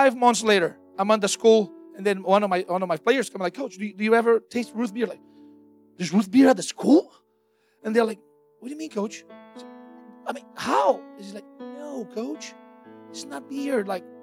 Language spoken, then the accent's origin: English; Brazil; moved away as an adult; now in United States; we are missionaries from Brazil. We moved to the United States actually 3 years ago